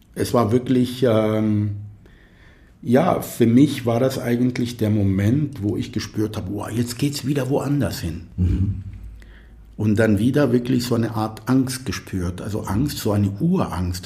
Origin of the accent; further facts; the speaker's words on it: near Tel Aviv, Tel Aviv District, Israel; first language Arabic; German is a second language; moved away as an adult; also born or lived in Athens, Greece / Kiel, Germany; now in Germany; ich bin in, in der Nähe von Tel Aviv geboren und aufgewachsen.